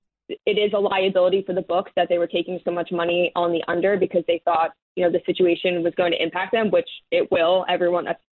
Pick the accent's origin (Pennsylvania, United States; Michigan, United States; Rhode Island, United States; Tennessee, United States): Pennsylvania, United States; Philadelphia; I'm from Philly